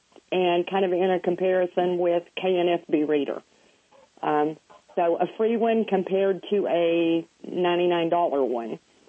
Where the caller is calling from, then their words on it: Knoxville, Tennessee, United States; Knoxville, Tennessee.